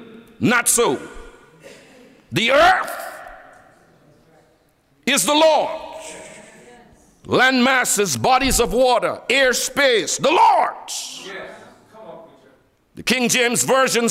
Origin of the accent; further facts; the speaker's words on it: Guyana; I'm from Guyana